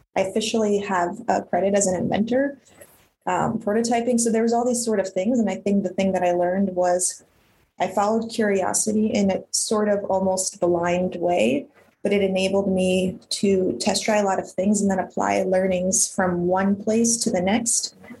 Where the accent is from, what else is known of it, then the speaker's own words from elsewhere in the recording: Ukraine; I was born in Ukraine at, at the collapse of the Soviet Union